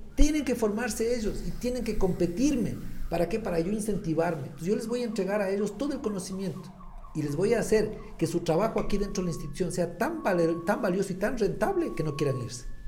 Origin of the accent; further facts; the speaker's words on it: Latacunga, Cotopaxi, Ecuador; regresé a la Tacunga y eh, regreso a mi ciudad, a mi tierra